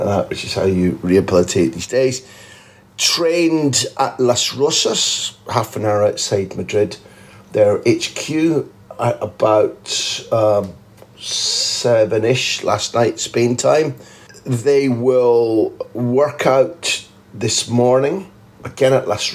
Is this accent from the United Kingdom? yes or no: yes; the Northeast, North East England, United Kingdom; moved away; a word, mochi, we used to use in the Northeast when I was a kid in the 60s